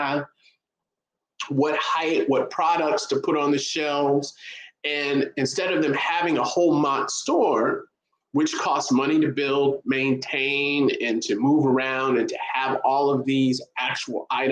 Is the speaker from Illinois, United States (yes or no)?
yes; Chicago, Illinois, United States; I'm from Chicago